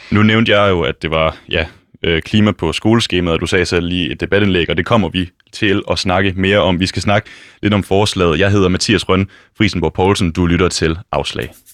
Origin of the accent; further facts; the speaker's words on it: West Jutland, Central Denmark Region, Denmark; now in Copenhagen, Denmark; Jeg kommer fra Vestjylland, og ved siden af den folkeskole, jeg gik på, der ligger der en lille skov